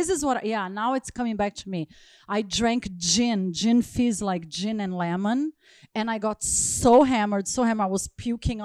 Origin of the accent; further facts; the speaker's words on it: Los Angeles, California, United States; also born or lived in Brazil; I grew up here